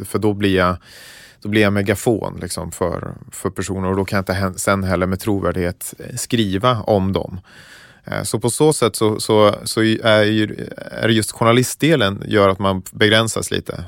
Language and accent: Swedish; Gotland, Sweden; startat upp nya församlingar då på Gotland där jag växte upp